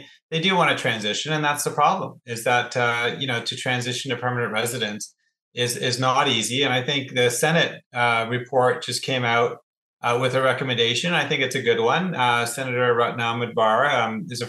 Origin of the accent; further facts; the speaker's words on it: Hamilton, Ontario, Canada; I'm actually from Hamilton